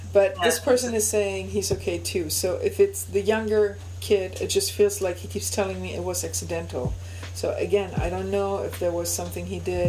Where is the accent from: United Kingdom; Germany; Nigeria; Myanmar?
Germany; accent: German; English is a second language; also born or lived in Alexandroupolis, Greece; And I was born, raised, and I have lived in Germany, though. I have a German accent